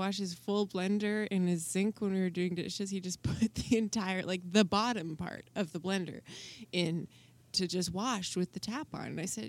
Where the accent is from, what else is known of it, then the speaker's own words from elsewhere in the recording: Calgary, Alberta, Canada; moved away; also born or lived in Toronto; I had a bit of like a hate on for my hometown.